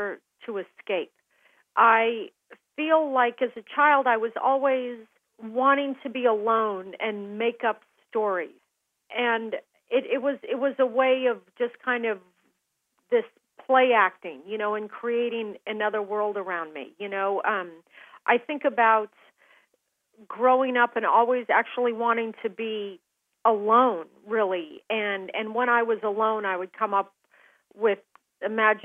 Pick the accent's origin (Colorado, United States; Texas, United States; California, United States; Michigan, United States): Colorado, United States; Aspen; growing up in Aspen